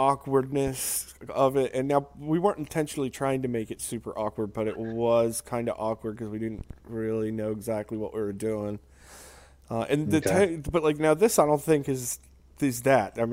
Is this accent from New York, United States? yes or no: no; Maryland, United States; I'm actually from Maryland